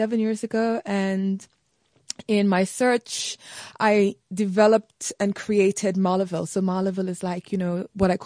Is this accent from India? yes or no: no; St. Lucia; I grew up in the Caribbean island of St. Lucia